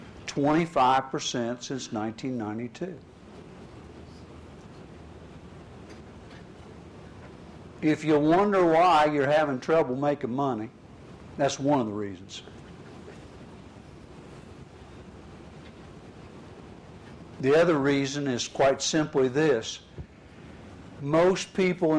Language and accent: English; southern Indiana, United States; now in Indianapolis, United States; Grew up on a little farm in southern Indiana.